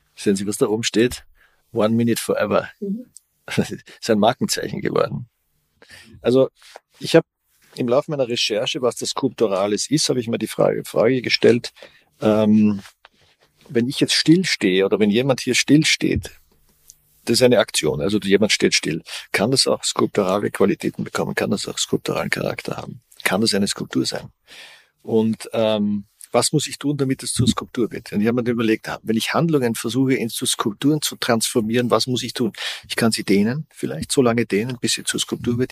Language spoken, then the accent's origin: German; Austria; Ich komme aus Österreich, sehr katholisches Land